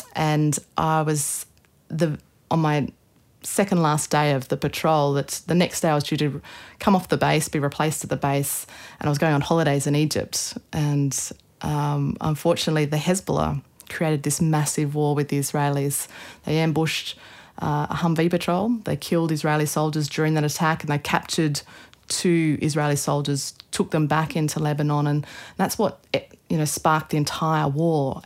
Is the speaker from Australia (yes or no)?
yes; Australia; Anna Australi means I'm Australian